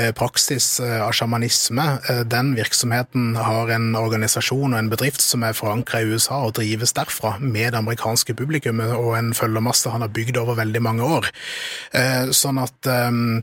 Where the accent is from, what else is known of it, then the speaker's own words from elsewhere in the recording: Kristiansand, Agder, Norway; Jeg kommer jo fra Kristiansand og er oppvokst